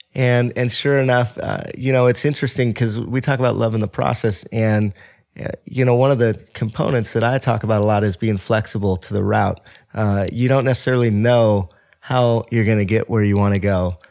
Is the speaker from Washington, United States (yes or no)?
yes; Bothell, Washington, United States; I was born and raised in Bothell, Washington